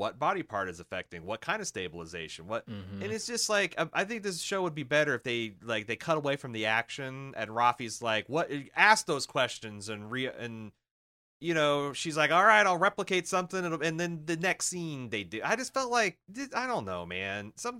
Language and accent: English; Iowa, United States; I'm from Iowa. I just work here.